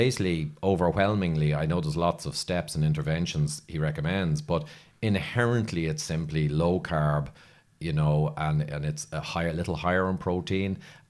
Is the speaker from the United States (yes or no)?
no; Ireland; But then I'm Irish. We're all like that.